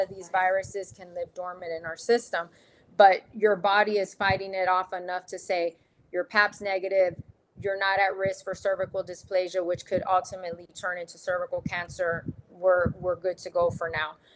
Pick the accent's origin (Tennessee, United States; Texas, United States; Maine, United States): Texas, United States; moved away as an adult; also born or lived in Dallas, Texas; now in Arizona, United States; I'm from Texas